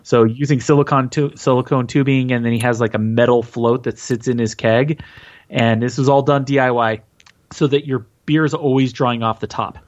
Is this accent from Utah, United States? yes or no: yes; Utah, United States; I am from Utah